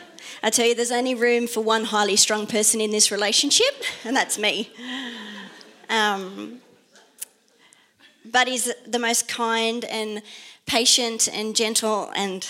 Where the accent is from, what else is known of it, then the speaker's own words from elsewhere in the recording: Sydney, New South Wales, Australia; also born or lived in Netherlands; I grew up in Mount Druitt in Western Sydney